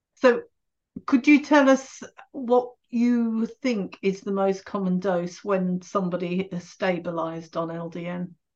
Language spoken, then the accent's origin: English; England, United Kingdom; being English